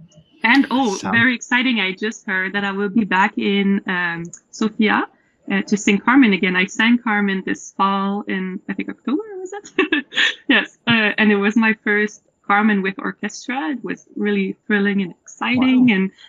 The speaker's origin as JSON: {"language": "English", "town": "Montreal", "region": "Quebec", "country": "Canada", "tie": "born or raised there", "said": "So I'm from the east of Montreal, Pétroville, T-Town for the intimates. But I currently live in the village with it"}